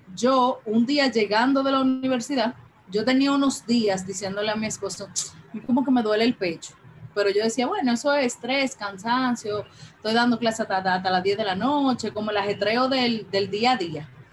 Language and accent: Spanish; Santo Domingo, Distrito Nacional, Dominican Republic; Yo vivo en Santo Domingo, nací, me crié, crecí todo en Santo Domingo